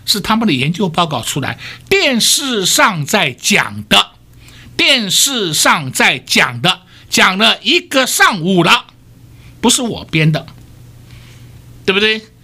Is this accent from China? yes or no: no; Taiwan; 我们台湾人民